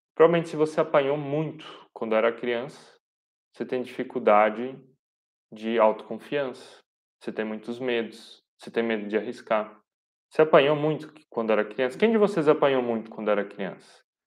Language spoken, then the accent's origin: Portuguese; Pomerode, Santa Catarina, Brazil; Eu sou aqui de Pomerode